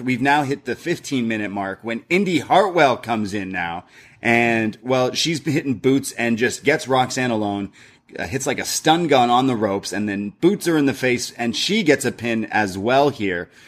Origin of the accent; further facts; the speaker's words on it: Canada; We're Canadian and British